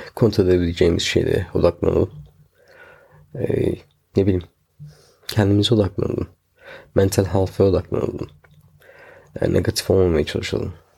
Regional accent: Turkey; also born or lived in England; now in United Kingdom; Hala Türk'üm. Ee, Türk doğduk Türk öleceğiz

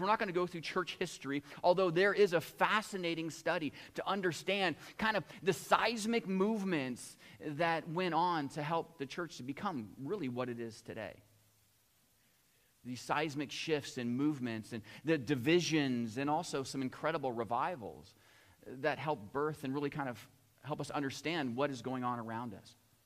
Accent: United States; now in Chatham, Canada; I grew up in the United States

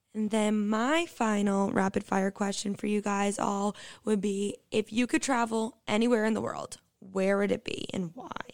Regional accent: Quincy, Massachusetts, United States; moved away as an adult; now in High Point, United States; I'm originally from Boston, Massachusetts, Quincy, actually, right outside of the city

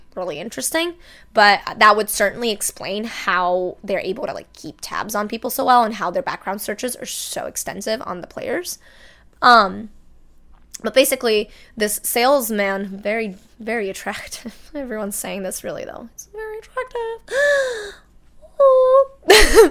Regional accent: Brazil; now in United States; my home country of Brazil

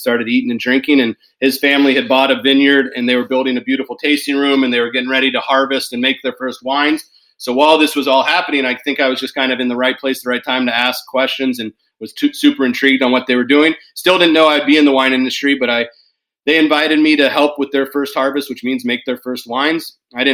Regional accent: Davis, California, United States; moved away as an adult; now in Portland, United States; born and raised in Davis, California, residing in Portland, Oregon

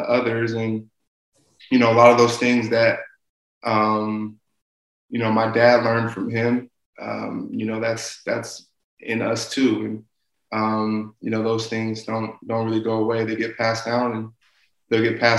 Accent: West Coast, United States; I'm from the West Coast

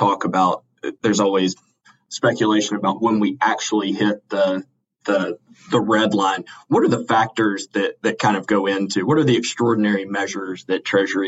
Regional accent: Alabama, United States; I'm from Alabama

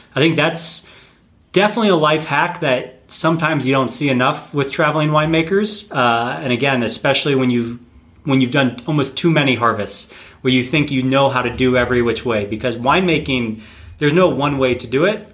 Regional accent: North Carolina, United States; I'm originally from North Carolina, uh, which for anyone who doesn't know is on the east coast of the United States

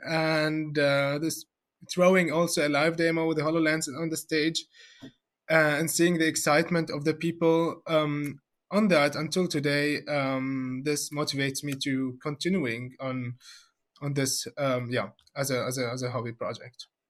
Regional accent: Syria; moved away as an adult; now in Germany; I'm personally from, from Syria

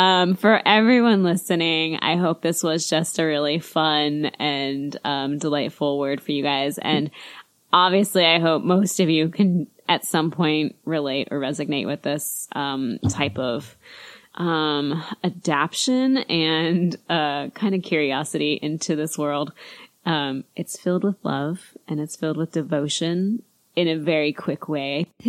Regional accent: United States; We're just American. I don't know. We live

